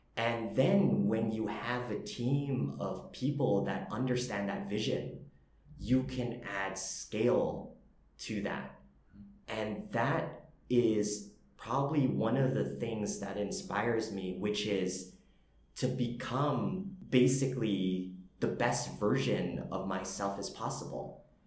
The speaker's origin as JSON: {"language": "English", "country": "Canada", "moved": "as an adult", "lives_now": "Vietnam", "said": "I'm Canadian Vietnamese"}